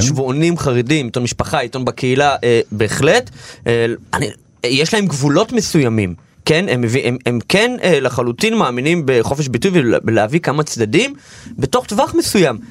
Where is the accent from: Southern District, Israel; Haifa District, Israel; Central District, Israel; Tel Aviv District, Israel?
Central District, Israel; Kfar Chabad; born or raised there; also born or lived in Belarus